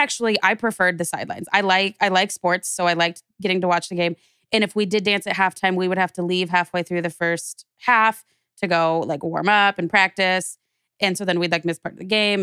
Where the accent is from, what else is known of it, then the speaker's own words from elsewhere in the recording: Wichita, Kansas, United States; moved away as an adult; also born or lived in Nebraska; now in Phoenix, United States; growing up in, in Wichita, and I stayed in Wichita for college, and I was there until I came out here to Phoenix